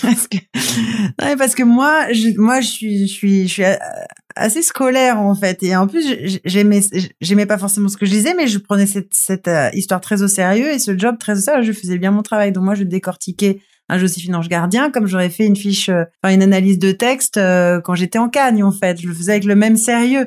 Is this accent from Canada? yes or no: no; Toulon, Provence-Alpes-Côte d'Azur, France; j'ai grandi à Toulon